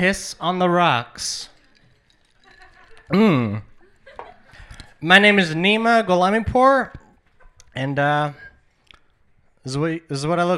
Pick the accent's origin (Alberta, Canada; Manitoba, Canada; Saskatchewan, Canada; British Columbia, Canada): British Columbia, Canada; Burnaby; also born or lived in Iran; I'm from Iran, but I was raised in Burnaby.